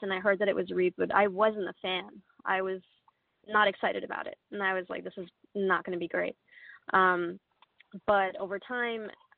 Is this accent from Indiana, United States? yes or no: no; New York, United States; I'm from New York